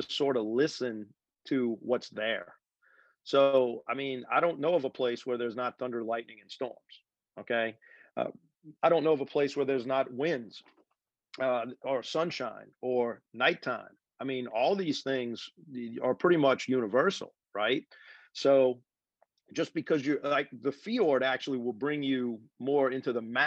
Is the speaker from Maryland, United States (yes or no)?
no; New Orleans, Louisiana, United States; I grew up in the swamps. I mean, I'm from New Orleans. So a lot of my childhood was fishing, hunting, trotting in the swamps